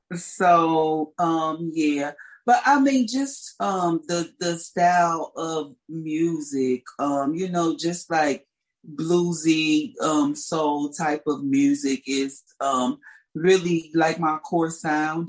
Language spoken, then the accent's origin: English; St. Louis, Missouri, United States; I grew up in St. Louis, Missouri